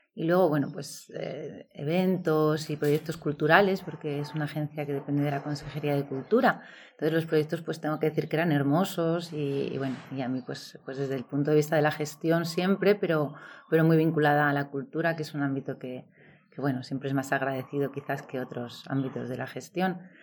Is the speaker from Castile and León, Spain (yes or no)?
yes; Valladolid, Castile and León, Spain; moved away as an adult; also born or lived in Seville / Belgium; me crié en el norte, en Valladolid, y, y allí hice mis estudios